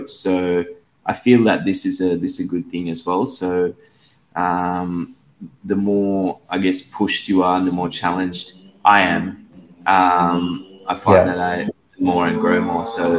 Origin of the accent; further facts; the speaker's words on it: Australia; also born or lived in Sri Lanka; Yeah, I was born in Sri Lanka. I moved to Australia when I was 10 years old, then finished high school and did a degree in law